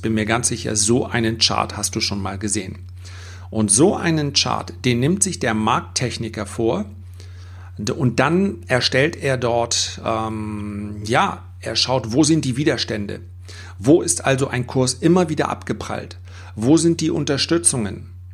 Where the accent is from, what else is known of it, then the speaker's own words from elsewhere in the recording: Germany; bei uns in Deutschland